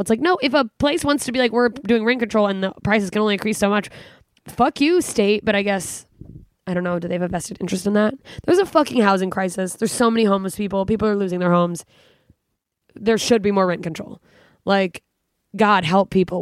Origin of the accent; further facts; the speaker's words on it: Alaska, United States; now in California, United States; I'm from Alaska. It's dark all the time